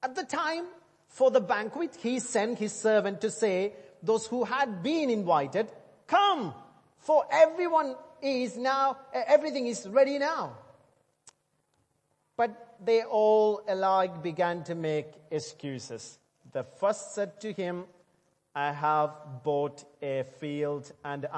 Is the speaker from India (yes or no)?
yes; India; now in England, United Kingdom; As an Indian